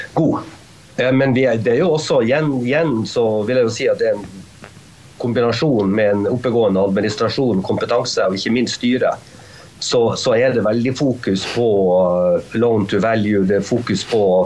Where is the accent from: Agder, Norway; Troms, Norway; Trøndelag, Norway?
Troms, Norway; Tromsø; also born or lived in New York, United States; jeg kommer fra Tromsø. Vi, vi, vi, også, vi lever også på ei øy